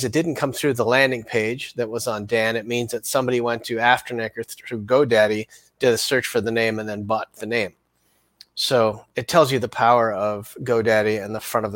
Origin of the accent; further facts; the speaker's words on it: Canada; I'm Canadian